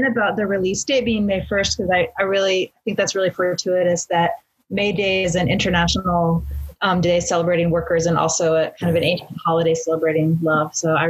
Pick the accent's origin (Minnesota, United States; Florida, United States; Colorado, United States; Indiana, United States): Indiana, United States; Bloomington; also born or lived in Boston; now in Evanston, United States; I'm from Bloomington, Indiana, and I'm actually in Indianapolis right now. I live in Evanston, and I also lived in Boston for those kind of 4 or 5 years when … were most active. So I've kind of been all over, but mostly in the Midwest, and now Evanston is home.